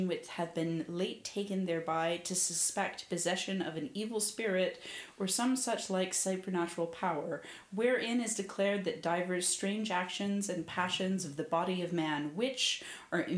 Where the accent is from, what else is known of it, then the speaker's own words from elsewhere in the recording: United States; I'm American